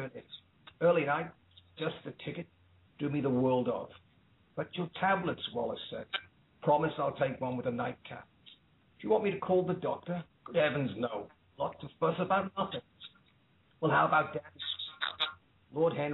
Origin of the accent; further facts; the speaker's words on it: Liverpool, North West England, United Kingdom; moved away; also born or lived in Dublin, Ireland / Ireland / Sydney, Australia; I was born in Dublin, but raised in Liverpool